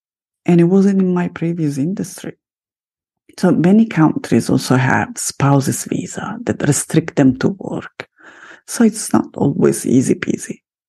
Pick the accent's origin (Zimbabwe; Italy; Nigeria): Italy; first language Italian; English is a second language; So creative that I'm also starting a second podcast in Italian, my mother tongue, in Italiano.